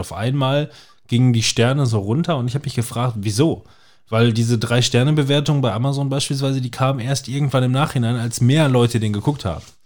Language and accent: German; Germany; Bei uns in Deutschland